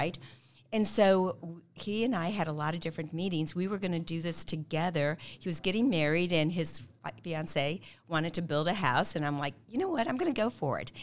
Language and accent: English; Kansas City, Missouri, United States; also born or lived in Azores, Portugal / Mallorca, Spain; I'm a Kansas City girl. I've been here since the early seventies